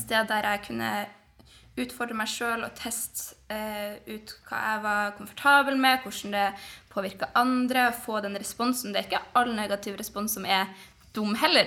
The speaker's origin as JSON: {"language": "Norwegian", "region": "Northern Norway", "country": "Norway", "said": "jeg er nordlending"}